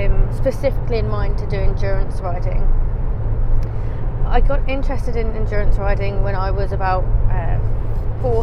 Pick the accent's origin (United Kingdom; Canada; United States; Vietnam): United Kingdom; Crawley, South East England; I'm from Crawley in the United Kingdom, that's in the south half of the country.